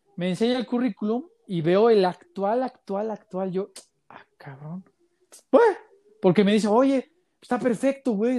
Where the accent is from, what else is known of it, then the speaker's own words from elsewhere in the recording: Mexico City, Mexico; moved away as an adult; now in Guadalajara, Mexico; yo soy, bueno, yo soy chilango